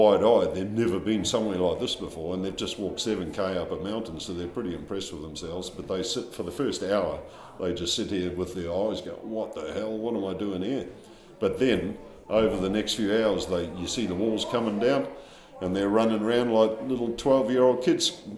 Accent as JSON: {"language": "English", "country": "New Zealand", "said": "I'm a Kiwi guy"}